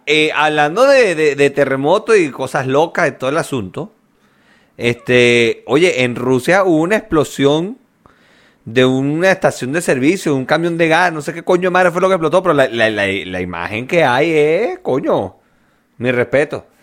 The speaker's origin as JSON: {"language": "Spanish", "country": "Venezuela", "moved": "yes", "lives_now": "Chile", "said": "Yo era el único venezolano en el hotel"}